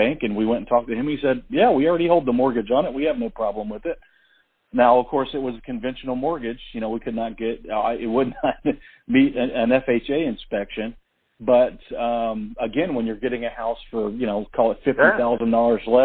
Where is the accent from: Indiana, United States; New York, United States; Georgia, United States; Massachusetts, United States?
Georgia, United States; Atlanta; moved away as an adult; now in Tennessee, United States; And she grew up in Atlanta with me